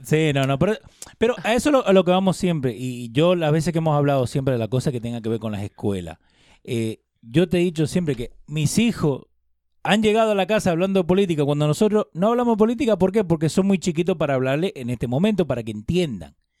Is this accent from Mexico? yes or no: no; Argentina; now in United States